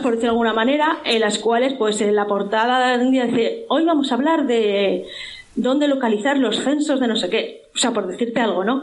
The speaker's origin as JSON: {"language": "Spanish", "town": "Zaragoza", "region": "Aragon", "country": "Spain", "said": "yo soy de Zaragoza"}